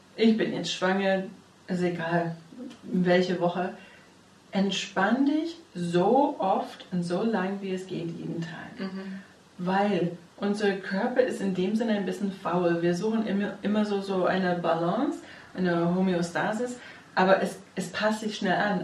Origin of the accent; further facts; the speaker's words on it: United States; now in Germany; ich bin Amerikanerin